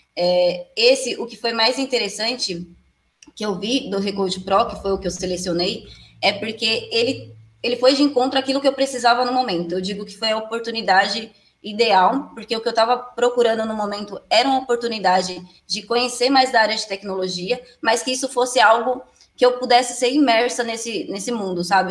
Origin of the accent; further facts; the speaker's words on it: Alagoas, Brazil; now in Jandira, Brazil; sou de Alagoas, atualmente moro em Jandira, São Paulo